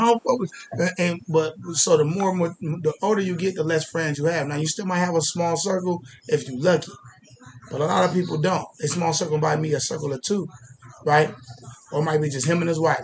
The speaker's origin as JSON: {"language": "English", "town": "Columbus", "region": "Ohio", "country": "United States", "said": "I'm from the real Main Street. I'm from Old Town East"}